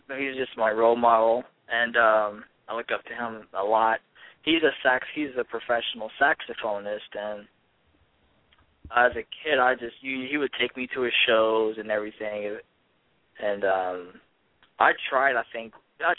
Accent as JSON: {"language": "English", "region": "Ohio", "country": "United States", "tie": "born or raised there", "said": "being an inner city kid that I was raised as in Ohio around high school"}